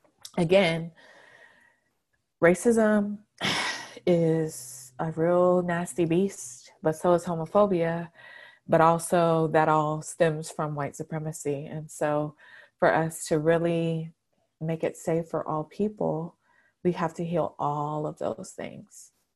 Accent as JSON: {"language": "English", "region": "the South", "country": "United States", "tie": "born or raised there", "said": "because I grew up in the South. I grew up at church."}